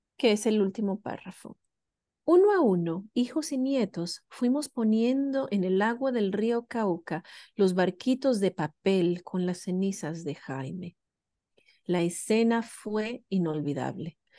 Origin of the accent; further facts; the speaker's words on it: Venezuela; moved away as an adult; now in New Zealand; yo crecí en Venezuela